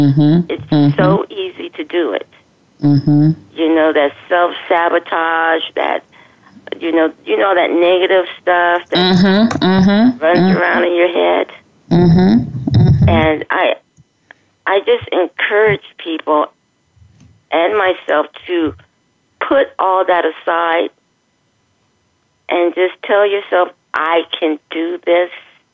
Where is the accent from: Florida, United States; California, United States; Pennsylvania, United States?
California, United States; Los Angeles; now in Palm Springs, United States; And I moved here from Los Angeles. {S1} Okay. {S2} L.A. is my home. {S1} Oh, okay. Okay. {S2} I was born and raised there.